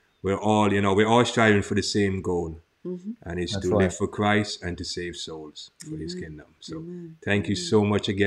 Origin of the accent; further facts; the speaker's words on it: Antigua & Barbuda; now in Florida, United States; I grew up in Antigua and never thought that I'd be in Florida